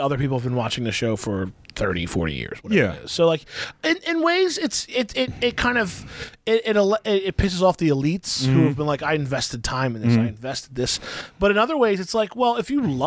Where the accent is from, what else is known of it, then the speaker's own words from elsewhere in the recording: Central New Jersey, United States; I grew up in Central, I went to school in Central Jersey and New Brunswick